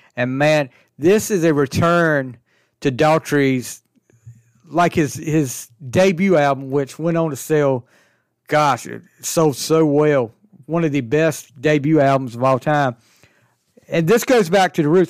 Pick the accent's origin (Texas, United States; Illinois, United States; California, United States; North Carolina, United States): North Carolina, United States; Alaska; I'm from Alaska, North Carolina, small town, About a hundred people, maybe.